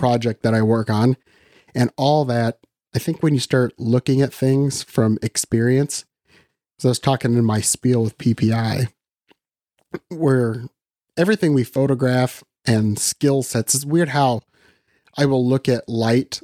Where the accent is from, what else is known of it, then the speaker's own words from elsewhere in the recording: Western Iowa, United States; I'm from Iowa, so I've always lived in Iowa. So I grew up in Western Iowa